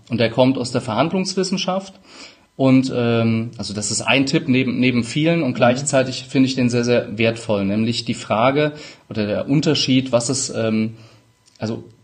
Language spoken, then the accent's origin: German; Rhineland-Palatinate, Germany; accent: Palatine; Brechstange, ich bin Pfälzer, manchmal SCH statt CH.